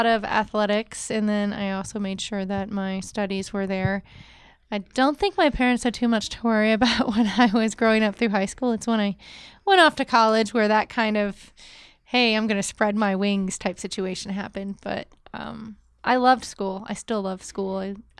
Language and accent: English; Maine, United States; accent: northern; I love lobster, so that's probably the Maine in me. Every once in a while, you get me upset. My northern accent comes out.